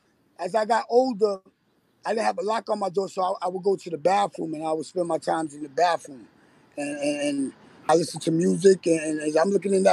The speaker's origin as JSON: {"language": "English", "town": "Bronx", "region": "New York", "country": "United States", "tie": "born or raised there", "said": "I'm in the Bronx, BX."}